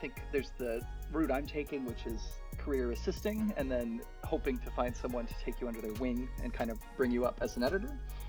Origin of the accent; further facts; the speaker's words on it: Michigan, United States; That like I'm from Michigan.